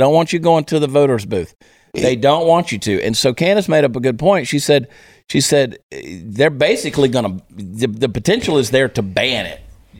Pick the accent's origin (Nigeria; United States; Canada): United States; New Jersey; born there; I was born in New Jersey.